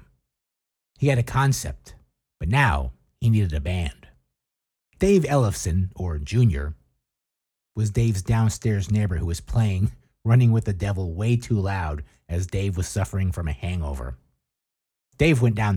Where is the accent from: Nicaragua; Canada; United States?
United States